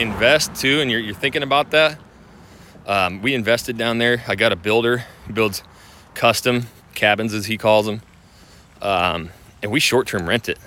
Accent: Idaho, United States; moved away as an adult; now in Houston, United States; I grew up in Idaho, six months of snow

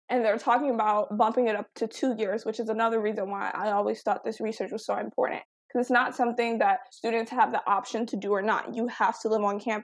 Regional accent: Detroit, Michigan, United States; I'm from Detroit

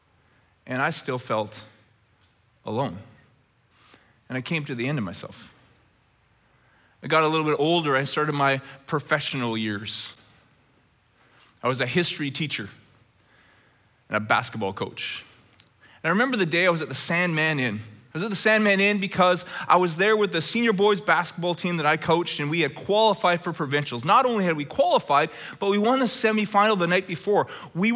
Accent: Red Deer, Alberta, Canada; when I was a little boy growing up in Red Deer, Alberta.

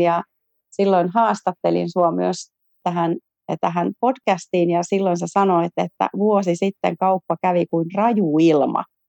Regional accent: Järvenpää, Uusimaa, Finland; mä oon järvenpääläinen yrittäjä

